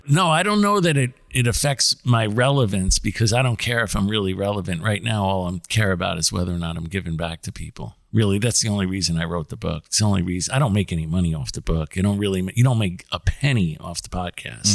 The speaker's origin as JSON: {"language": "English", "region": "New Jersey", "country": "United States", "tie": "born or raised there", "also_born_or_lived": "New York City", "said": "I grew up in New York City until I was about ten, and then I grew up in New Jersey. So I did all my high s, junior high and high school years in, in New Jersey"}